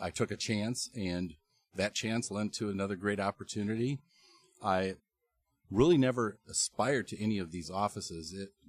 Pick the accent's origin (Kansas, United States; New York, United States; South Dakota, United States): South Dakota, United States; moved away as an adult; also born or lived in Oklahoma / Davenport, Iowa; now in Iowa City, United States; I was born in South Dakota